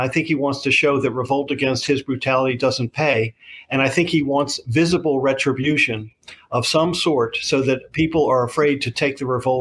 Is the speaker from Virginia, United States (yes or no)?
no; Washington, District of Columbia, United States; I grew up in Washington, D.C.